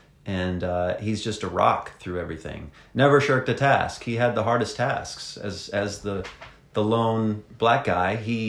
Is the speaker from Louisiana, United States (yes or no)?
no; Pontiac, Michigan, United States; moved away; I'm from Pontiac, Michigan, you know, the Yak, as they call it up in the Detroit area. That's right. I mean, I grew up on city streets and pavement and that kind of thing.